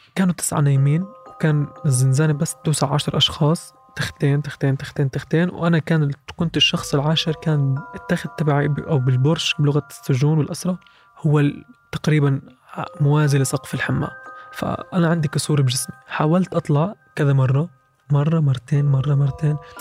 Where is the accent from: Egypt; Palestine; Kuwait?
Palestine; Bethlehem, West Bank; من بيت لحم